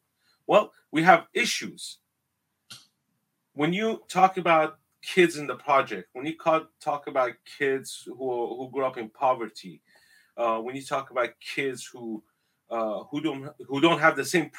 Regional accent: northern Iraq, Iraq; I'm from the Middle East. My ancestors are from Mesopotamia. 6,700 years ago. We are the first civilization that was created in the world. That's my ancestor. We're from Babylon, northern Iraq, Mesopotamia.

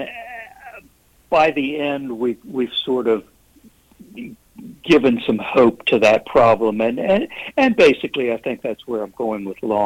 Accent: Frederick, Maryland, United States; now in Hagerstown, United States; Frederick is the next big town over, and was in fact my hometown. It's where I grew up

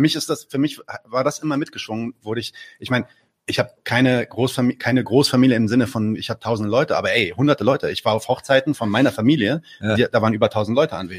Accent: Palestine; now in Berlin, Germany

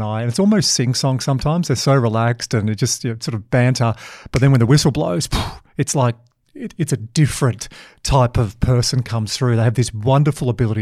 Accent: Dubbo, New South Wales, Australia; I grew up in Dubbo

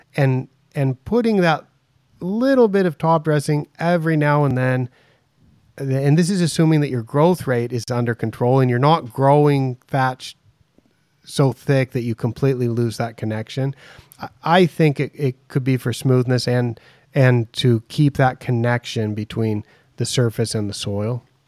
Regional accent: United States; now in Thailand; I'm American, I'm, I'm in Thailand

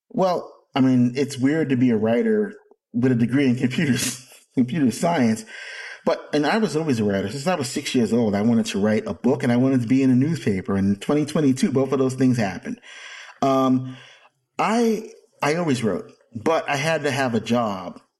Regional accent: Jersey City, New Jersey, United States; And I was a little asthmatic kid growing up in Jersey City who couldn't go outside all the time.

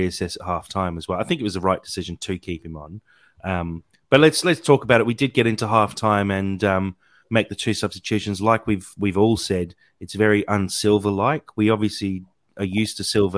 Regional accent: Australia; being an Australian

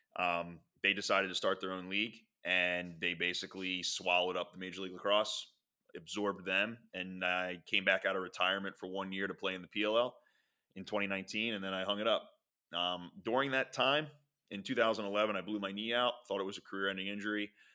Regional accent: Philadelphia, Pennsylvania, United States; also born or lived in Springfield, Delaware County; I grew up in Philadelphia

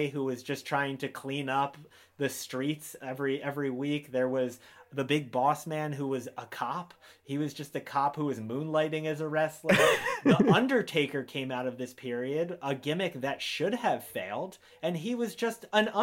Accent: Philadelphia area, Pennsylvania, United States; I grew up with in the Philadelphia area

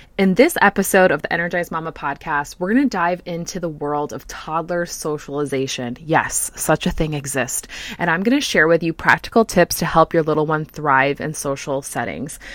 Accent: United States; moved away; we brought our entire family here to the United States. So I'm coming to you as a new mom of two little boys and in a new country, in my home country.

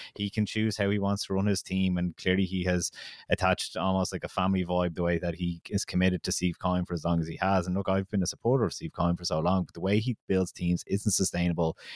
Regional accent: Kildare, Leinster, Ireland; I'm from Kildare

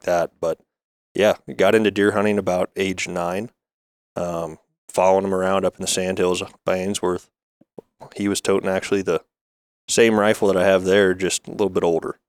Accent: Grand Island, Nebraska, United States; Central Nebraska. Grew up here in Grand Island

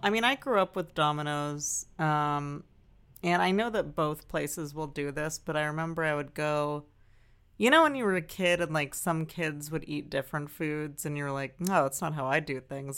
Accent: Santa Monica, California, United States; I was born in Santa Monica Hospital

